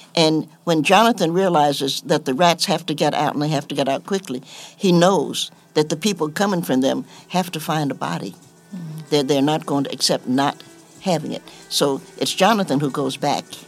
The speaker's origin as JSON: {"language": "English", "town": "Knoxville", "region": "Tennessee", "country": "United States", "tie": "born or raised there", "said": "I grew up in Knoxville, and my parents had a troubled marriage"}